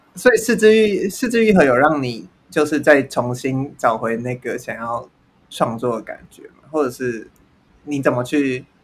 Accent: Taiwan; 我身为台湾人

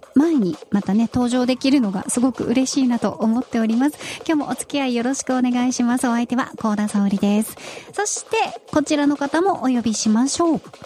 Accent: Nagasaki, Japan; moved away; 長崎で育ってる

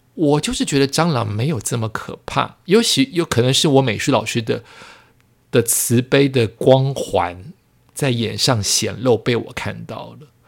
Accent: Yonghe, New Taipei, Taiwan; 我永和的家

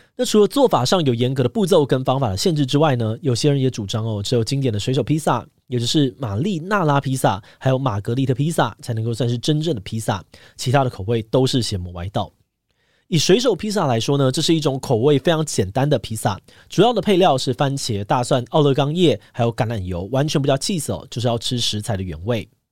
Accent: Taiwan; 身为台湾人

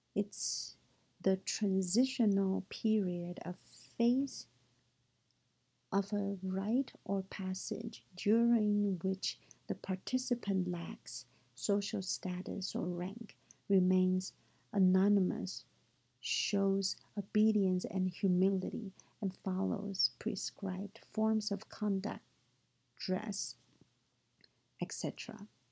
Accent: Taiwan; moved away; also born or lived in United States; I grew up in Taiwan and was educated in both Chinese and U.S. cultures

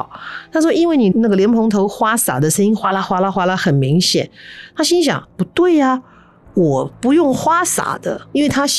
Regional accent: Taiwan; accent: Taiwanese Mandarin; 我突然觉得有一种神魂分离的神，我在讲台湾国语，神魂分离、神魂分离的感觉

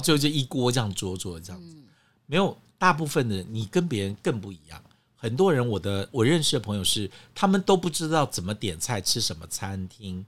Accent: Guangdong, China; 那是我们广东人的蒸法

